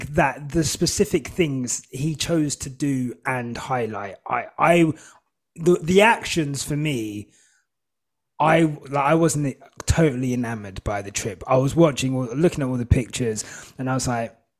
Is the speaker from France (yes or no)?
no; Hertfordshire, East of England, United Kingdom; also born or lived in St Albans / Zimbabwe; I've grown up in Hertfordshire, very white